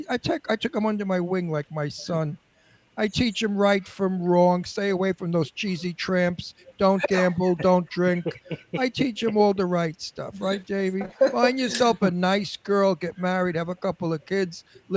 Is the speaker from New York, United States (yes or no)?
yes; New York City, New York, United States; moved away; also born or lived in Simi Valley, California; I have country in me also. I was born and raised in Brooklyn.